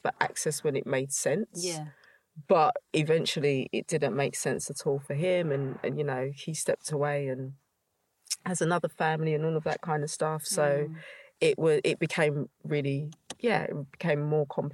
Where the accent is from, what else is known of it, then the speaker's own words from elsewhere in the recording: London, United Kingdom; I grew up in East London